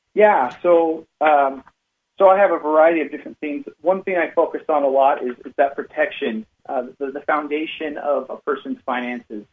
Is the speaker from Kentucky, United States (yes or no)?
no; Cache Valley, Utah, United States; I grew up in Cache Valley, Utah. It's uh, Lo- Logan is the the city up in the northern part of, of Utah